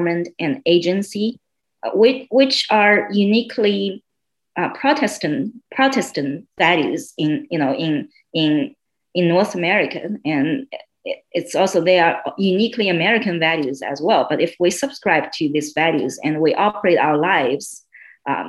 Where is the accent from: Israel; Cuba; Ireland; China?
China; moved away as an adult; also born or lived in southwest China; now in Miami, United States; I spent my first 22 years in mainland China. I was born in a southeast town. We call that a town, but it's actually a city with 10 million people near Shanghai.